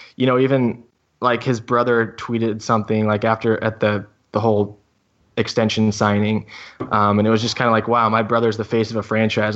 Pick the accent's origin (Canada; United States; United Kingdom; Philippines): United States; St. Louis, Missouri; moved away; also born or lived in West Coast; I grew up in the Midwest, uh, Saint Louis, and then I moved to the West Coast, and I don't ever plan on going back